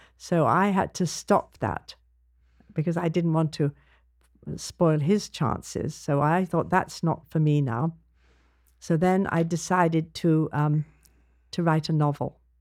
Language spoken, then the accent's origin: English; London, United Kingdom; I grew up in London